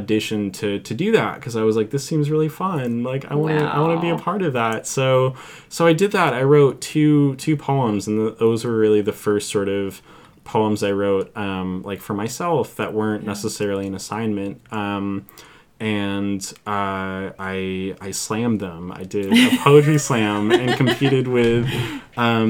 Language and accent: English; Mill Valley, California, United States; now in Santa Cruz, United States; I grew up in Mill Valley